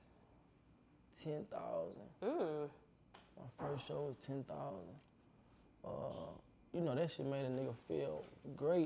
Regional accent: United States; also born or lived in Dallas, Texas / Baton Rouge, Louisiana; my hometown, Baton Rouge and Dallas

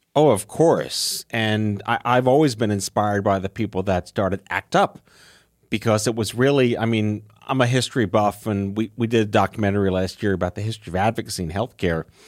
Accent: New York City, New York, United States; growing up on Staten Island

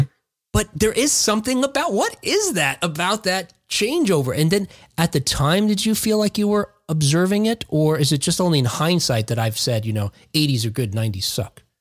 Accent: Jersey City, New Jersey, United States; moved away; I grew up in Jersey City, New Jersey, before I moved out here. I've lived here for 20 years now

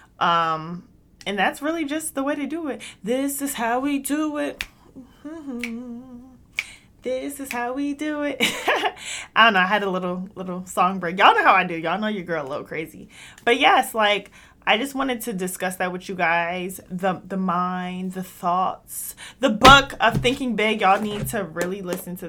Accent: United States; we go to these schools in America because I'm American

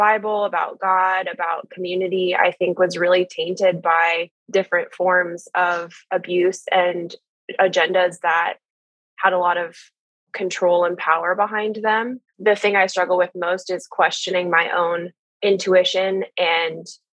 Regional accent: Columbus, Ohio, United States; I am from Columbus, Ohio, and have lived here my whole life.

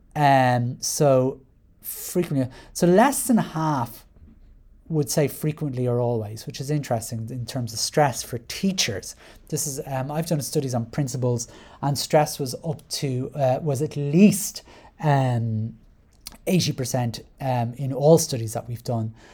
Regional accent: Ireland; I identify as white Irish

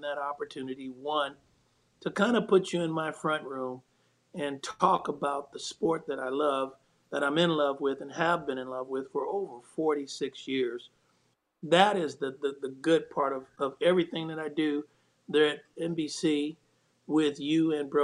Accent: Bay Area, California, United States; as a young man growing up in the Bay Area

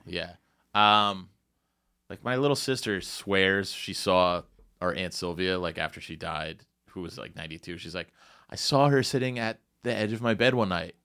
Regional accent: Morristown, New Jersey, United States; my hometown, Morristown, New Jersey

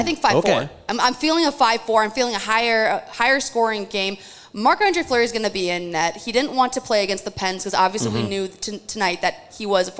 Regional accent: Minnesota, United States; heard at sports. And I'm from Minnesota, the real state of hockey.

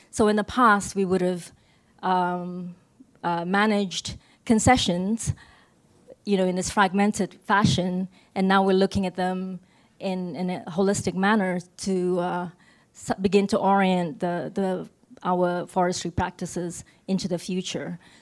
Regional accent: Sabah, Malaysia; from Sabah, which is the northernmost state um, on the island of Borneo

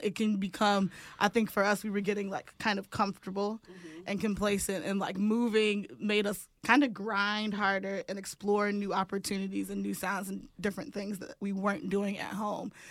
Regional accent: Milwaukee, Wisconsin, United States; moved away; We are from Milwaukee. Milwaukee made us.

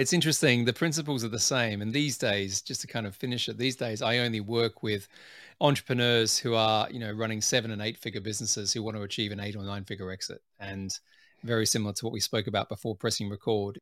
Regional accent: Adelaide, South Australia, Australia; moved away as an adult; also born or lived in Sydney, Australia / United Kingdom; where I grew up in Adelaide, South Australia

